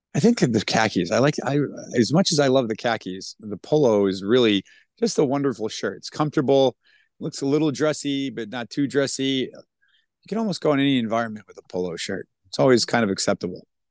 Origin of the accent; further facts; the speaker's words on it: New England, United States; moved away; I grew up in New England